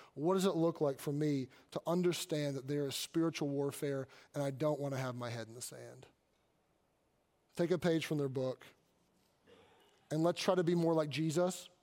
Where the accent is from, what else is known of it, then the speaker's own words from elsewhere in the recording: Kentucky, United States; I grew up in Kentucky